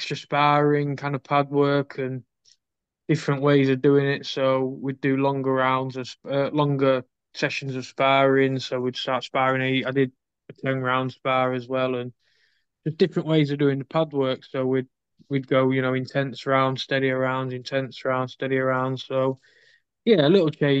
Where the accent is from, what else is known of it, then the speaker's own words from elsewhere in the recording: Scunthorpe, Yorkshire and the Humber, United Kingdom; I'm from Scunthorpe